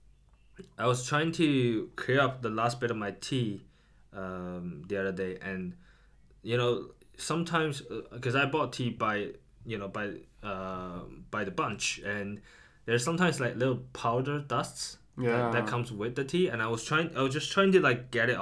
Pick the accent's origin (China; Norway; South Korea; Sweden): China; moved away; also born or lived in Edinburgh, United Kingdom; growing up in China